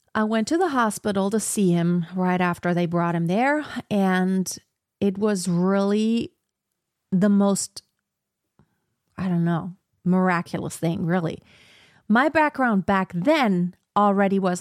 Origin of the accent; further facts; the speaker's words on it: Germany; I was born in Germany, I speak German and English